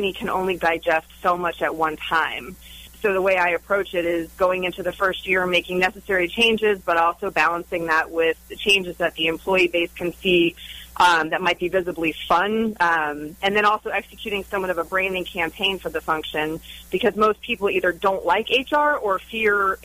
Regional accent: Orlando, Florida, United States; I was born and raised right here in Orlando, Florida

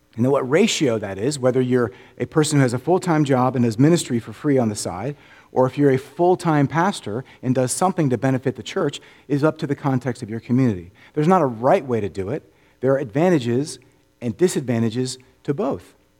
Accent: Orlando, Florida, United States; now in Memphis, United States; I grew up in Orlando

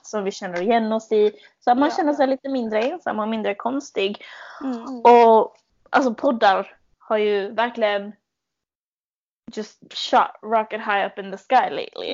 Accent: Malmö, Skåne, Sweden; accent: malmöitisk skånska; moved away as an adult; now in London, United Kingdom; Jag kommer från Malmö originally, men jag mm. flyttade till London för åtta månader sedan.

